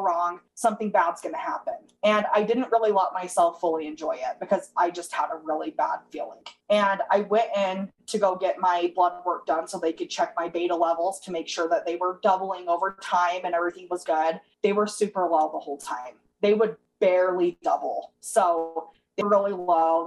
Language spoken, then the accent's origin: English; Utah, United States; I'm from Utah